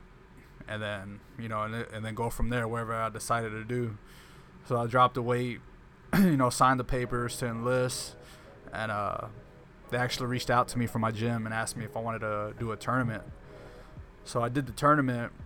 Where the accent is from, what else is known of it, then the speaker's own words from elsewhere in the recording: Houston, Texas, United States; also born or lived in Pasadena, Texas; I grew up in the east side. All over the east side of Houston